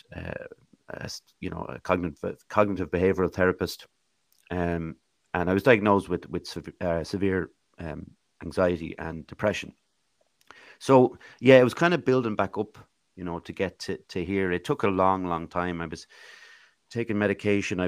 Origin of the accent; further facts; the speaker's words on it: Swords, County Dublin, Ireland; moved away as an adult; also born or lived in Ballinasloe; now in Athlone, Ireland; I was born actually in Ballinasloe Hospital, but I grew up in Athlone until I was 8. And then I moved up to Swords, County Dublin, went to school there and actually moved back to Athlone when I was 18